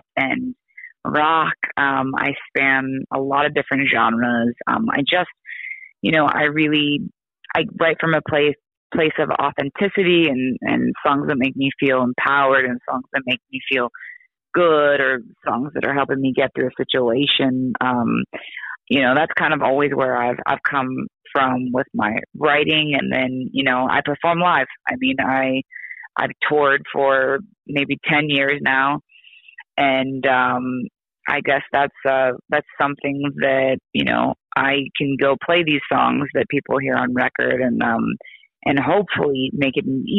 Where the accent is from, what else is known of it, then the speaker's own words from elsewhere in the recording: Oregon, United States; I'm from Oregon